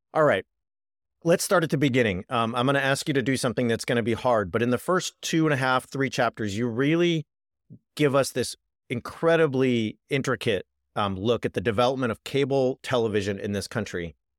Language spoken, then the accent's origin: English; Richard Nixon's hometown, California, United States; moved away as an adult; also born or lived in Oxford, England; I come from Richard Nixon's hometown